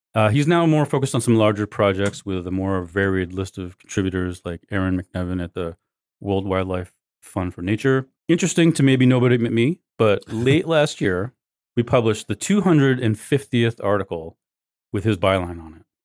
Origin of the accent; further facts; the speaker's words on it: Maine, United States; Maine, my home state